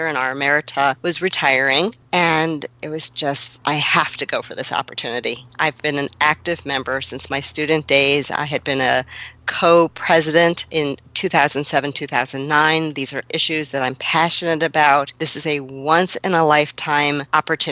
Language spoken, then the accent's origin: English; Long Island, New York, United States; I was growing up in Long Island, right outside of the city.